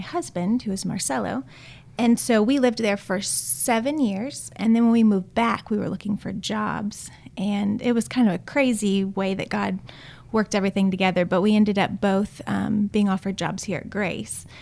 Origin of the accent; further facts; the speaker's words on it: Austin, Texas, United States; moved away as an adult; also born or lived in Chile; I'm originally from Austin, Texas, born and raised